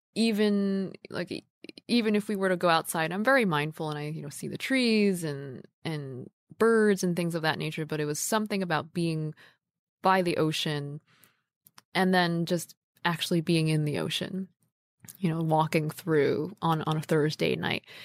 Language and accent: English; New York, United States; I'm a New Yorker